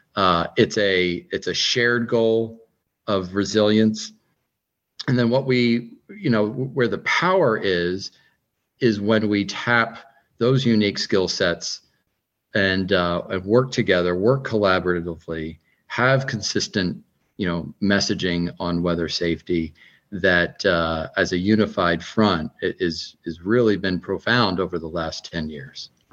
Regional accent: Northeast, United States; now in Fairfax, United States; growing up in the Northeast

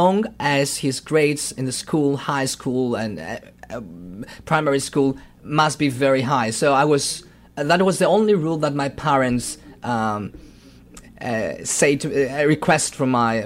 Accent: Thessaloniki, Central Macedonia, Greece; I'm from Thessaloniki

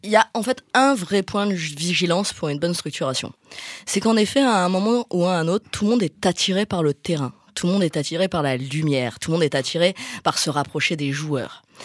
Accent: Marseille, Provence-Alpes-Côte d'Azur, France; je suis marseillaise. On est quand même dans une ville qui, qui baigne dans le football

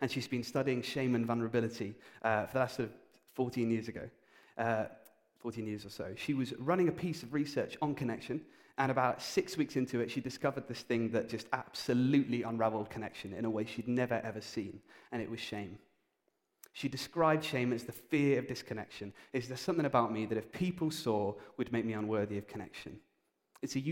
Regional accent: United Kingdom; we're British

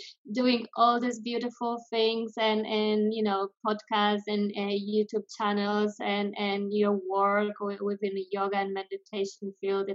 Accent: Poland; moved away as an adult; also born or lived in France / Amsterdam, Netherlands; now in Spain; I'm originally from Poland, but I left Poland when I was 18

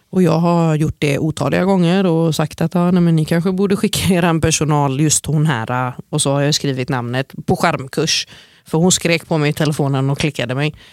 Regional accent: United States; also born or lived in Norway; jag är jude från USA och Norge.

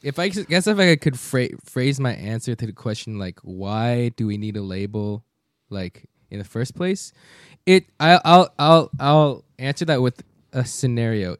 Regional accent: United States; people like me speaking English, speaking Korean, growing up in Korean culture, but born in the States

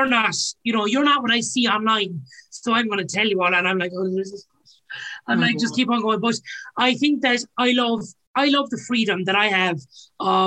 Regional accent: Ireland; us as Irish

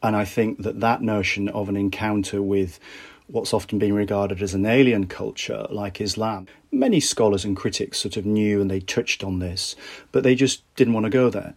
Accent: Bradford, Yorkshire and the Humber, United Kingdom; I grew up in Bradford in the 1980s

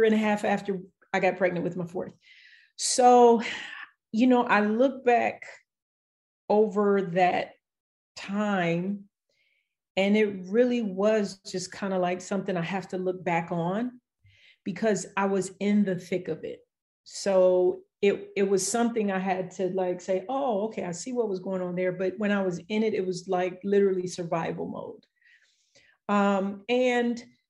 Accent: Los Angeles, California, United States; I grew up in Los Angeles.

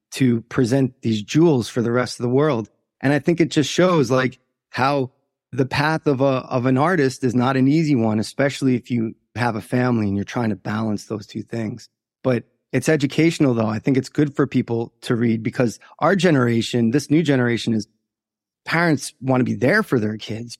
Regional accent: Long Island, New York, United States; I was born in, uh, Long Island, New York, and was raised by two Irish immigrants who came to New York and opened bars

